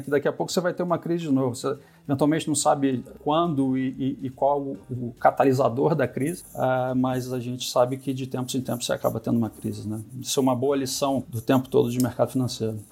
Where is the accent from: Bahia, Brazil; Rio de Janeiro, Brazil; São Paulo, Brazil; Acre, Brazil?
Rio de Janeiro, Brazil; eu sou carioca, nasci, nasci em 68, carioca da Gema